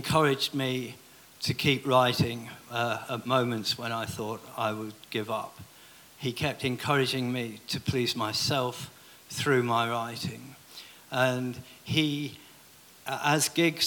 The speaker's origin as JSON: {"language": "English", "area": "Lancashire", "region": "North West England", "country": "United Kingdom", "tie": "born or raised there", "said": "I was born in Lancashire."}